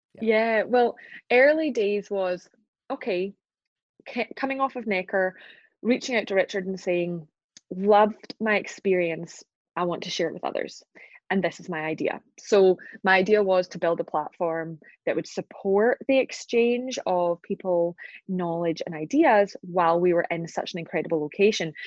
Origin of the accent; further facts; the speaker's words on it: Glasgow, Scotland, United Kingdom; accent: Scottish; right now I'm in Glasgow in Scotland. That's my hometown. It's where I'm from